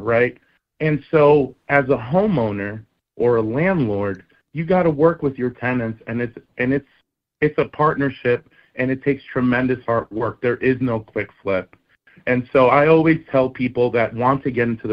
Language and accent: English; New Jersey, United States; I grew up in North Jersey